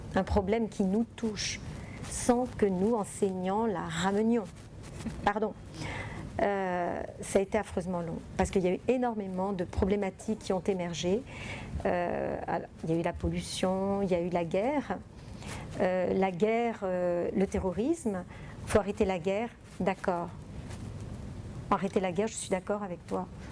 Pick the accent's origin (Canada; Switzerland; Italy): Italy; now in France; moi je viens d'Italie